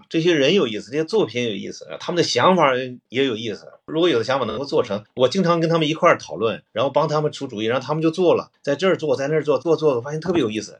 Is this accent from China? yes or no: yes; China; 其实就我一个中国人